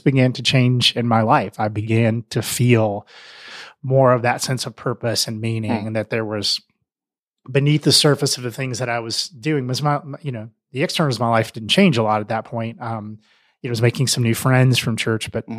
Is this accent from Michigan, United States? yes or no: no; Mississippi, United States; moved away as an adult; also born or lived in Middle Tennessee / Atlanta, Georgia; now in Denver, United States; I grew up in the South, which um, the long version of that, I was born in Middle Tennessee, just west of Nashville, a really tiny town, uh, and then moved to Mississippi when I was in uh, elementary school